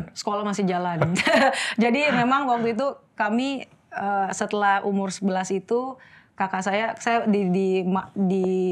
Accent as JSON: {"language": "Indonesian", "town": "Manado", "region": "North Sulawesi", "country": "Indonesia", "tie": "born or raised there", "also_born_or_lived": "Jakarta", "moved": "yes", "said": "saya lahir Jakarta, kemudian di usia 2 tahun eh, saya dan mama saya pindah ke Manado"}